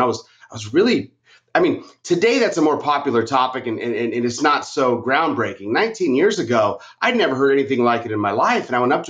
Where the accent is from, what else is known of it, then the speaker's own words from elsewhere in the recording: Arizona, United States; So like here in Arizona, I'm from Arizona.